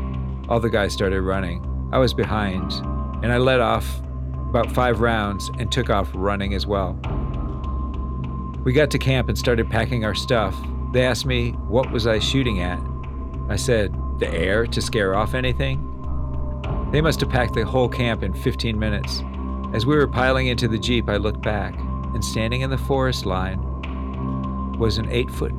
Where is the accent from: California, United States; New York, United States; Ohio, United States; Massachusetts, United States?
California, United States; Now, I'm born and raised in the Bay Area of California. City life, in other words.